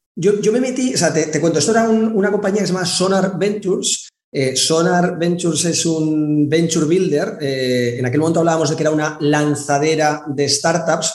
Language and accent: Spanish; Madrid, Community of Madrid, Spain; moved away as an adult; also born or lived in China; now in Valencia, Spain; Me vine a vivir a Valencia, eh, porque yo soy de Madrid